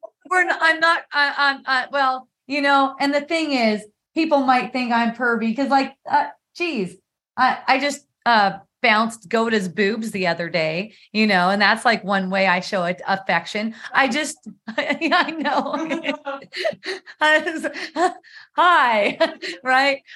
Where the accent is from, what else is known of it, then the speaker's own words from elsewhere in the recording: California, United States; now in Palos Park, United States; we come from California